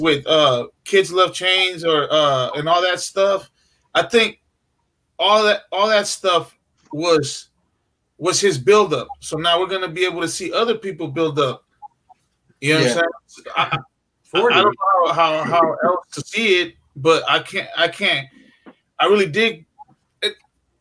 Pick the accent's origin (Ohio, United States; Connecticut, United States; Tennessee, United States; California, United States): California, United States; we're from California